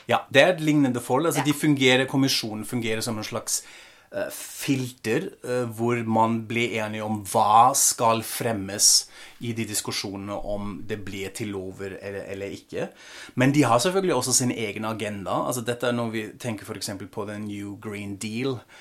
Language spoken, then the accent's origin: Norwegian; Frankfurt, Hesse, Germany; moved away as an adult; also born or lived in Australia / Norway; min hjemby Frankfurt